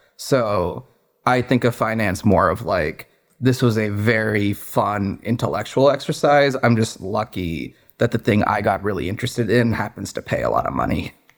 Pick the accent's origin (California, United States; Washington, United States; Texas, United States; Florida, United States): Washington, United States; Redmond; moved away as an adult; also born or lived in Boston / New York City; I grew up in the Seattle area, in the suburbs in Redmond